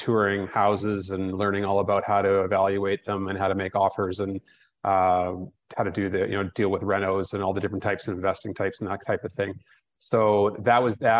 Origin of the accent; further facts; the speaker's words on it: Canada; moved away as an adult; now in Costa Rica; being a Canadian